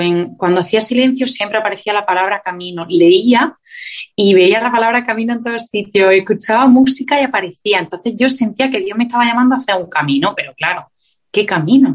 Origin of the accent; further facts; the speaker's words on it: Granada, Andalusia, Spain; moved away as an adult; also born or lived in Madrid; Yo soy del sur de España, de Granada, y me fui a vivir a Madrid a estudiar un máster.